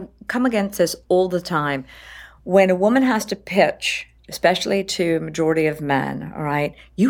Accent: East Coast, United States; I'm from the East Coast.

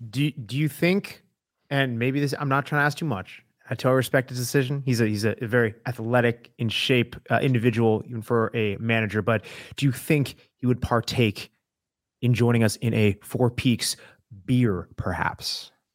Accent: Tucson, Arizona, United States; I'm born and raised in Tucson

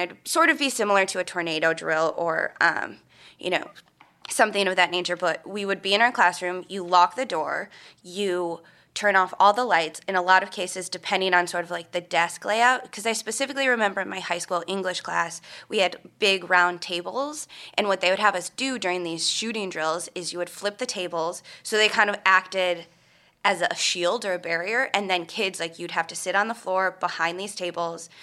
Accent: Minnesota, United States; I'm from Minnesota, which is obviously, you know, a lot of hunting. So many, uh, relatives and friends that I grew up with grew up hunting and everything

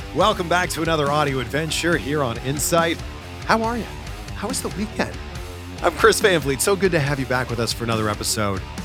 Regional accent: Canada; grew up playing baseball, hockey, of course, because I grew up in Canada

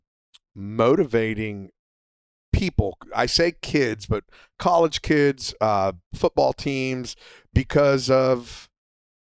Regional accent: South Florida, United States; I grew up here in South Florida

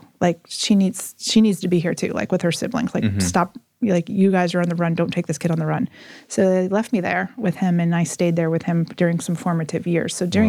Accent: Texas, United States; born there; also born or lived in Oklahoma / Missouri / Mississippi; So we lived in Missouri. I was born in Texas, lived in Oklahoma, Missouri, Mississippi, and then back to Oklahoma and Missouri.

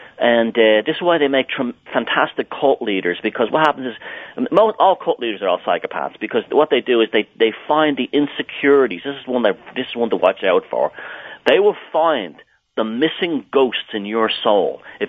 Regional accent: Ireland; even though I grew up in Southern Ireland.

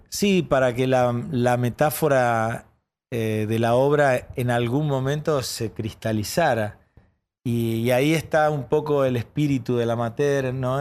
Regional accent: Paraná, Entre Ríos, Argentina; Yo nací en Paraná, en Entre Ríos

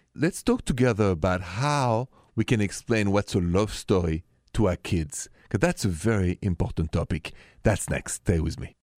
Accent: France; accent: French; English is a second language; moved away; my accent is French

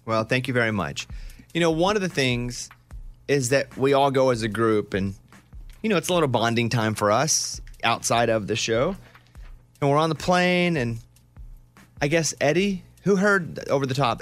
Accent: central Arkansas, United States; when I grew up in Arkansas, in central Arkansas

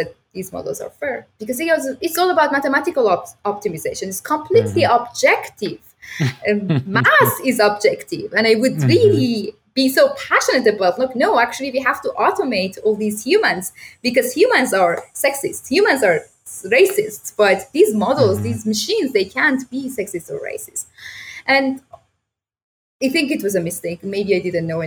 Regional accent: Iran; now in Toronto, Canada; I grew up back in Iran

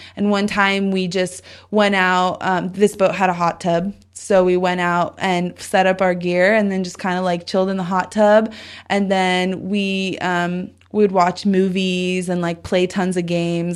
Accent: Southern California, United States; I grew up in Southern California

